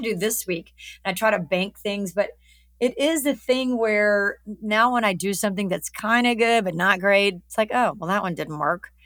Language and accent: English; Alabama, United States; moved away; I'm from Alabama